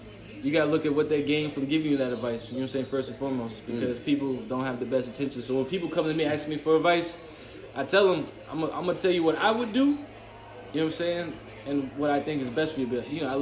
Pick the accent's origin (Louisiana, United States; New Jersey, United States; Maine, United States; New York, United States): New York, United States; also born or lived in Miami, Florida; now in South Florida, United States; I'm from New York originally, but learning so much from my adulthood in South Florida